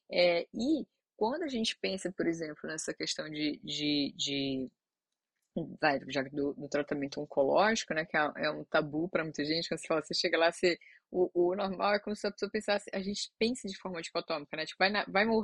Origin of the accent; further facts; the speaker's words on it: Ceará, Brazil; a gente é do Ceará